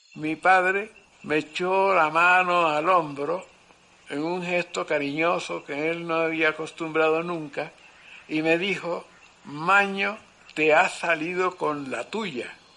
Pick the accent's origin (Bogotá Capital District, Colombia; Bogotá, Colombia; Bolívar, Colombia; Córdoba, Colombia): Córdoba, Colombia; Lorica; Nací en Lorica el 17 de marzo del 1920